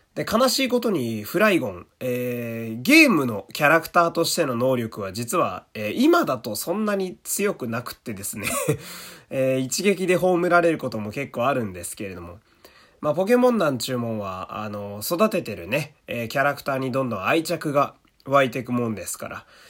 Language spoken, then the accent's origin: Japanese; Fukui, Japan; 僕は地元福井県